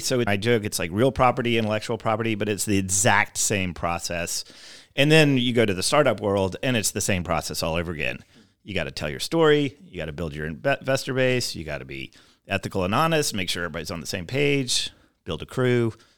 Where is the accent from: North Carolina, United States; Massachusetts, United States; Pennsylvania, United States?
North Carolina, United States; Davidson; moved away as an adult; also born or lived in Chapel Hill, North Carolina / Taiwan / New York City / Los Angeles; now in Louisville, United States; So I grew up in Davidson, North Carolina, which is a small town.